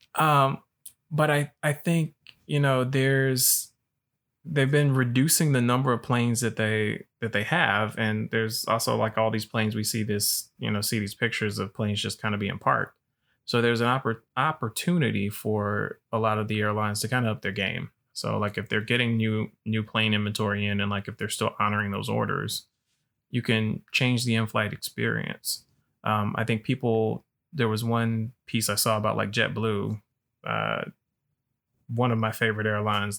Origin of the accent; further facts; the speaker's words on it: Alabama, United States; I'm from Alabama